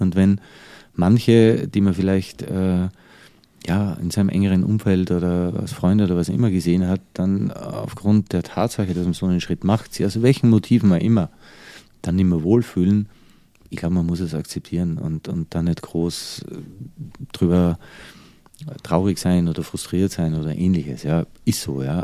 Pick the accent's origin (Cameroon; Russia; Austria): Austria; moved away as an adult; also born or lived in United States / Dubai / Changchun, China; now in Germany; bin ja eigentlich konstant im Ausland als Österreicher in Deutschland